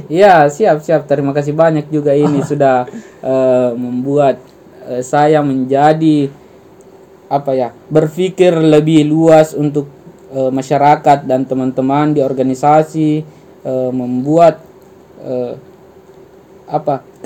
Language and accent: Indonesian; Makassar, South Sulawesi, Indonesia; tapi kita tidak boleh melupakan eh, bahasa budaya kita juga dalam hal ini saya sebagai orang Makassar ya bahasa Makassar.